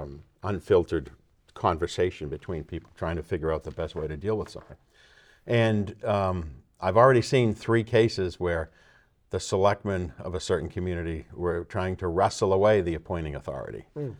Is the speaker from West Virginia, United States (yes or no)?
no; Marlborough, Massachusetts, United States; I grew up in Marlboro, and I grew up in a family which a variety of people served on appointed or elected positions.